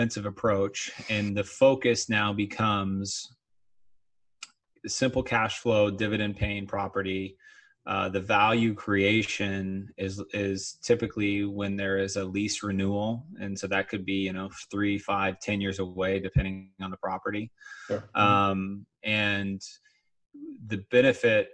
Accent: Long Beach, California, United States; I'm from Long Beach

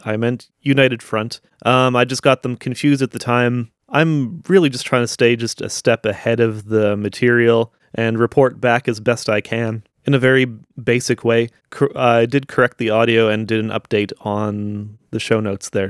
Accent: Niverville, Manitoba, Canada; Where I grew up in Niverville, there's, like, I think there was, like, eight churches when I was growing up there.

